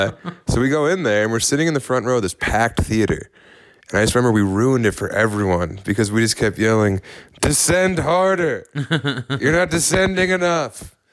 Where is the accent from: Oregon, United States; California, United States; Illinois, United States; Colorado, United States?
Colorado, United States; Elizabeth; I'm from Elizabeth. I got nothing to lose.